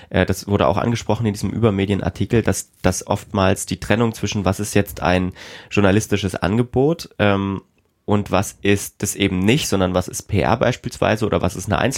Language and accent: German; East Germany, Germany; weil ich bin auch Ostdeutscher